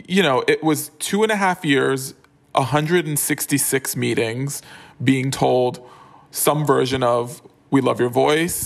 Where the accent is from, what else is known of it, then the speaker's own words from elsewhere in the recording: New York City, New York, United States; moved away as an adult; also born or lived in Harlem / Los Angeles; I was born and raised in the Bronx